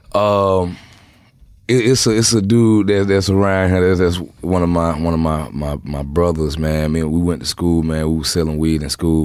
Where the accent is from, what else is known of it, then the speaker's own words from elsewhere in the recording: Atlanta, Georgia, United States; I'm from Southside Atlanta